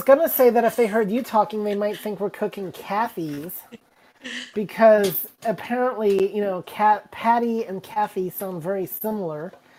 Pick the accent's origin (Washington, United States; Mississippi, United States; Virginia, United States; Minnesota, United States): Mississippi, United States; born there; also born or lived in England; I lived in England for the first 4 years of my life. And even though I was born in Mississippi, but I was only there for like 9 weeks, so it barely counts.